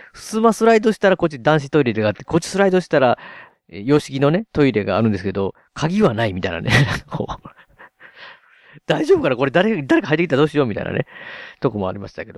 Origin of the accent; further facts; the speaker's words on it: Osaka, Japan; 僕、大阪に住んでるんで、ついにね、地元大阪に